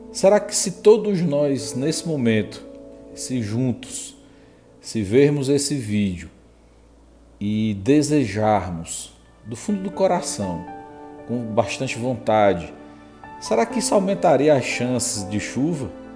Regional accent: Northeast Region, Brazil; nós nordestinos

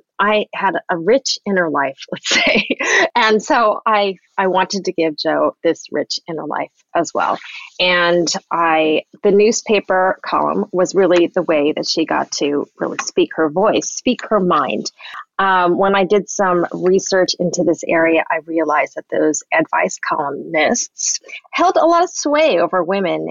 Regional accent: Southern California, United States; I grew up in Southern California

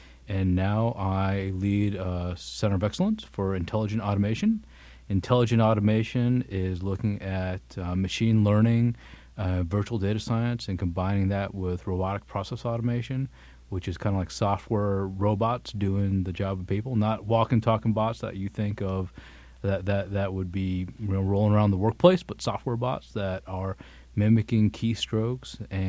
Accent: New York, United States; born there; also born or lived in Tennessee / Texas / Illinois / Bangkok; I was born in New York. I've lived in Tennessee, Texas, Illinois, overseas a bit in Bangkok and Singapore.

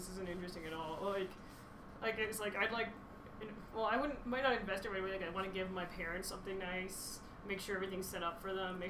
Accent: St. Albert, Alberta, Canada; It works in St. Albert. That's my hometown. It's a small hometown.

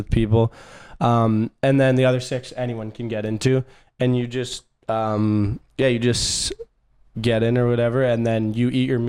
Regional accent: Canada; accent: Canadian; moved away as an adult; also born or lived in Princeton, United States; growing up in Canada

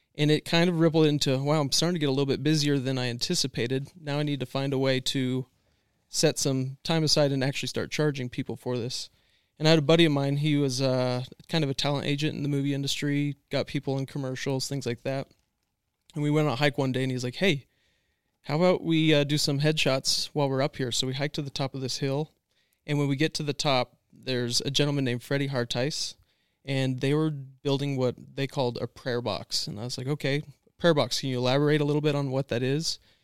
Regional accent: Washington, United States; moved away; also born or lived in Emmett, Idaho / Lewiston, Idaho / California; I'm born and raised in Washington State.

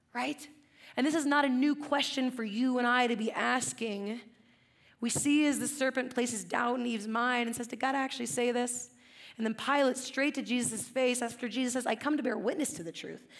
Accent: Central Coast, California, United States; I grew up in the Central Coast

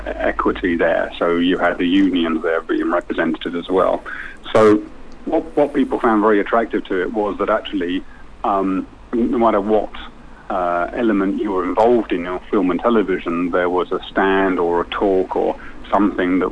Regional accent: London, United Kingdom; moved away; I'm originally from East London

